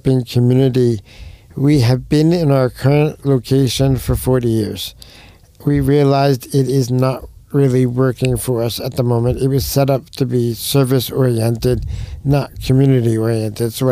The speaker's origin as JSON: {"language": "English", "region": "New York", "country": "United States", "moved": "yes", "said": "I'm from New York"}